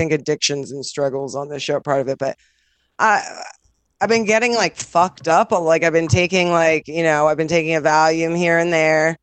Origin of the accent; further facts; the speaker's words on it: Los Angeles, California, United States; moved away as an adult; now in New York, United States; I grew up in Los Angeles, and I, have lived my entire adult life in New York.